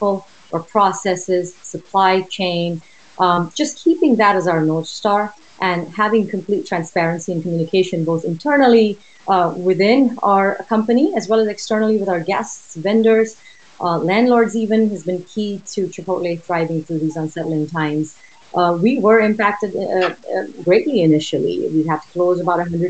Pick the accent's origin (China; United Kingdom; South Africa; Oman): Oman; moved away as an adult; also born or lived in India; now in United States; Originally from India, I was born and raised in Oman in the Middle East